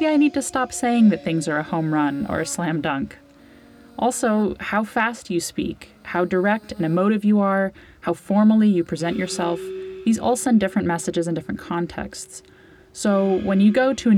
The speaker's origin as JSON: {"language": "English", "country": "United States", "moved": "yes", "lives_now": "Ireland", "said": "as an American doing comedy and science communication in Ireland."}